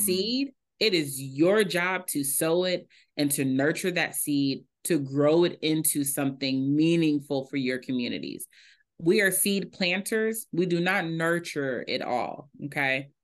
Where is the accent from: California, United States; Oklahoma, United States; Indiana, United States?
Indiana, United States; Indianapolis; I am from Indianapolis, Indiana, a Hoosier through and through